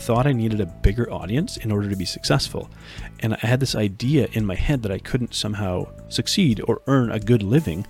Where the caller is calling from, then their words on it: Red Deer, Alberta, Canada; I'm coming from Red Deer, Alberta, Canada.